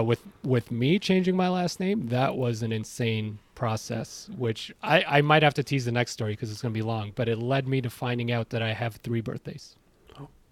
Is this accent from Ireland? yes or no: no; Iran; now in Ontario, Canada; I'm from Iran